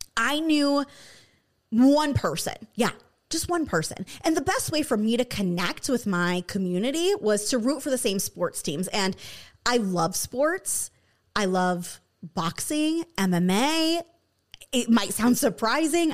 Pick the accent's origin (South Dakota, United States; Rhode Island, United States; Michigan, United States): Michigan, United States; moved away; I grew up in Michigan